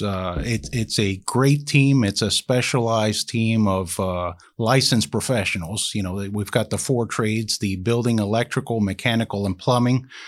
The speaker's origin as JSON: {"language": "English", "town": "Miami", "region": "Florida", "country": "United States", "tie": "born or raised there", "said": "I was born in Miami, Florida"}